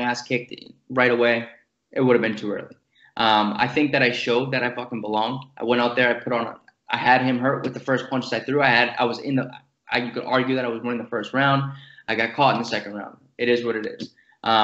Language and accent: English; Boston, Massachusetts, United States; born or raised there